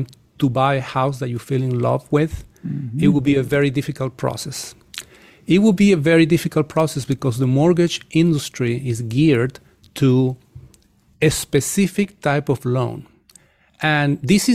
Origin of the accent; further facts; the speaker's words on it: Chile; moved away; I come from Chile, from the country of Chile